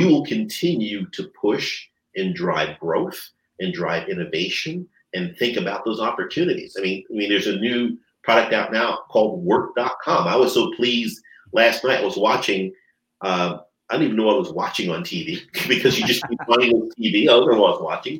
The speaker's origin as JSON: {"language": "English", "region": "New Jersey", "country": "United States", "tie": "born or raised there", "said": "We grew up in New Jersey"}